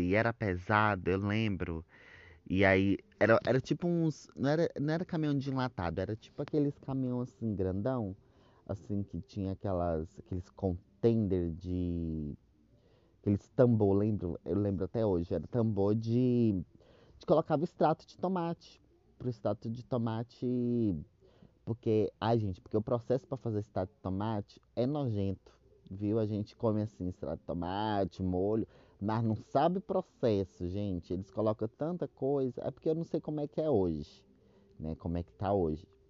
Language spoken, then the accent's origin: Portuguese; Luziânia, Goiás, Brazil; accent: mixed Mineiro and Goiano; moved away; also born or lived in Brasília; eu lembro que eu morava numa cidade chamada Lusiânia, lá pertinho de Brasília, gente. Porque eu sou de Brasília, né? Por isso que eu tenho sotaque meio mineiro, misturado com goiano